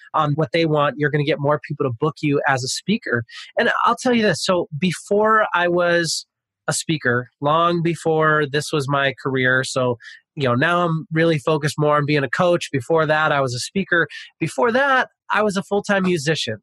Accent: Pasadena, California, United States; moved away as an adult; now in Sacramento, United States; I grew up in Pasadena. I'm from Pasadena ah. originally. I live in Sacramento, California.

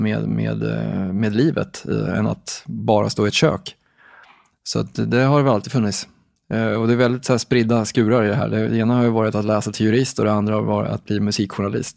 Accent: Katrineholm, Södermanland, Sweden; Jag kommer från en liten stad som heter Katrineholm i Sörmland.

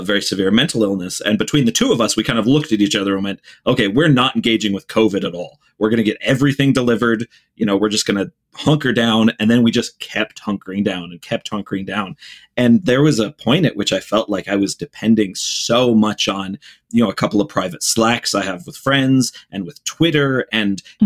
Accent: Ohio, United States; I grew up in the Midwest in Ohio

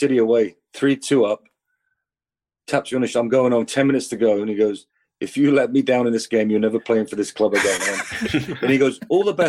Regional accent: New Westminster, British Columbia, Canada; also born or lived in England; know, obviously youth soccer in New West, and then went to Coquitlam. Because I went back to England as a British player

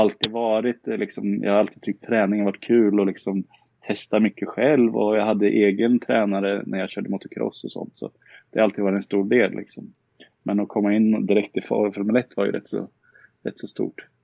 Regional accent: Karlskoga, Örebro County, Sweden; also born or lived in Tibro; Jag är uppvuxen i Karlskoga

